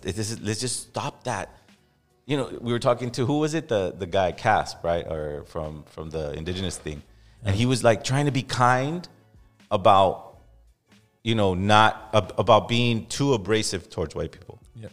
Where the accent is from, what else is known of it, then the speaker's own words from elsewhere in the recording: Los Angeles, California, United States; growing up in East